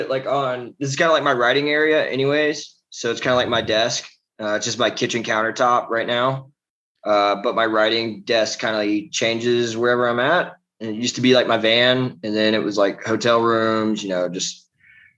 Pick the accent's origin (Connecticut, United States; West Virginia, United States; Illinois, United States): West Virginia, United States; I'm originally from West Virginia, so I'm a great Appalachian American. I grew up, I was raised